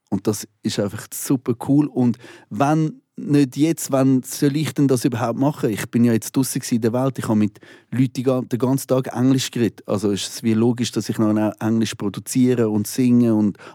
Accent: Switzerland; Weil die Leute sollen hören, ich komme aus der Schweiz.

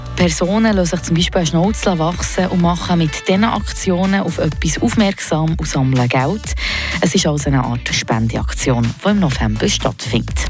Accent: Switzerland; bei uns in der Schweiz

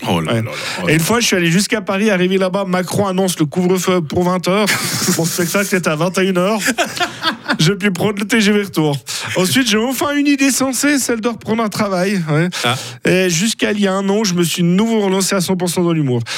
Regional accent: Surpierre, Fribourg, Switzerland; on est suisse, et fribourgeois, et broyard, et de l'enclave de Surpierre

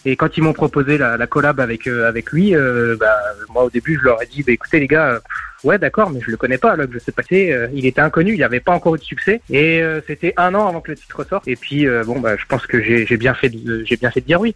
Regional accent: Nancy, Grand Est, France; toujours à Nancy. Ma ville, ma ville d'enfance, ma ville de cœur.

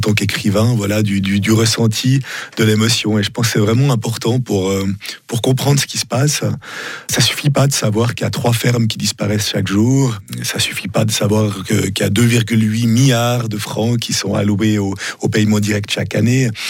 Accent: Vaud, Switzerland; born or raised there

